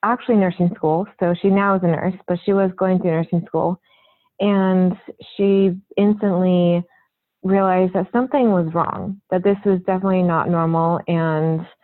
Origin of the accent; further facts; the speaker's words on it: Orange County, California, United States; I grew up in Orange County, California, and I currently still live there.